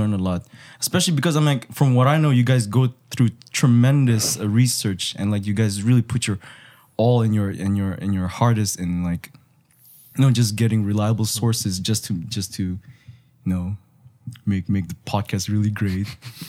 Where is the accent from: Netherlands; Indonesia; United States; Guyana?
Indonesia; I'm actually half Indonesian, but I'm legally a Japanese by nationality. But I grew up in Indonesia for a very long time.